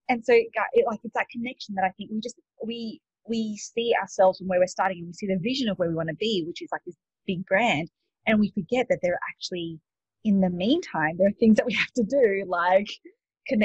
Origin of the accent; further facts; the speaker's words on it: Australia; moved away as an adult; also born or lived in Sydney; now in United States; you can probably tell from my accent, I'm not actually from the States. I'm from Australia.